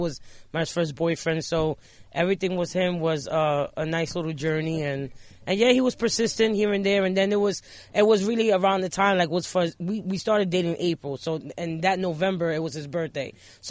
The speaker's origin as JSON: {"language": "English", "town": "New York City", "region": "New York", "country": "United States", "also_born_or_lived": "Long Island", "said": "I was able to come back to the Bronx. I was 16."}